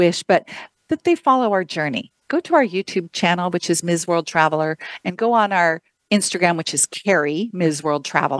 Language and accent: English; Idaho, United States; moved away as an adult; also born or lived in London; now in Arizona, United States; I grew up in Idaho